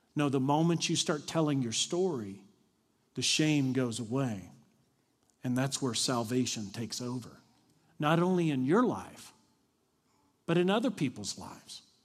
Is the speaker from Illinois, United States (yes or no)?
no; Kentucky, United States; moved away; also born or lived in Dallas; I'm from Kentucky.